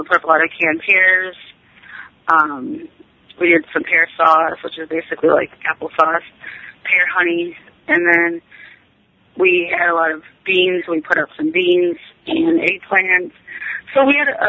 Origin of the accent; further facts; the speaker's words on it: Wisconsin, United States; moved away; I grew up in Wisconsin